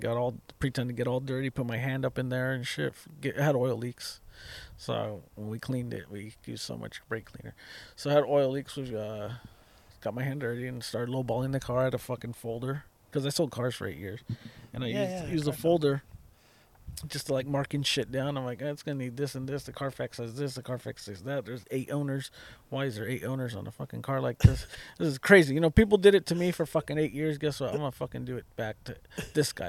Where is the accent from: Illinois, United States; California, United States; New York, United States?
California, United States; Watsonville; I'm from Watsonville.